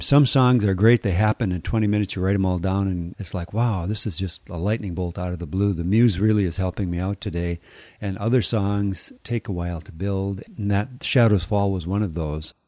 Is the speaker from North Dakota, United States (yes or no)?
yes; North Dakota, United States; I grew up in North Dakota, and there was not a lot out there.